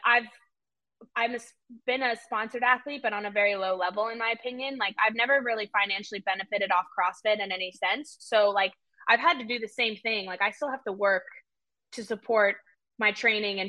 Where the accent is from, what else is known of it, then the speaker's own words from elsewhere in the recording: United States; also born or lived in South Africa; now in Charlotte, United States; I like grew up in America